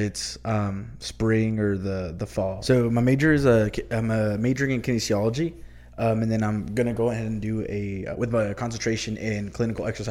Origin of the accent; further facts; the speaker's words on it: El Paso, Texas, United States; also born or lived in Deming, New Mexico; I was born and raised here in El Paso